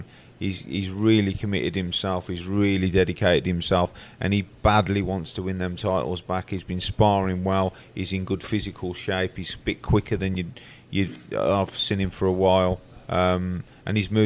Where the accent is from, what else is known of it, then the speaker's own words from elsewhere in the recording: Birmingham, West Midlands, United Kingdom; I'm Brummie. I'm brought up in born in Brum.